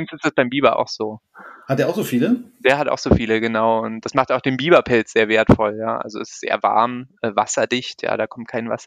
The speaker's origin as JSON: {"language": "German", "region": "North Rhine-Westphalia", "country": "Germany", "tie": "born or raised there", "said": "Also ich bin auch nicht aus Bayern. Ursprünglich äh, komme ich aus dem Rheinland. Ich bin in der Nähe von Köln aufgewachsen."}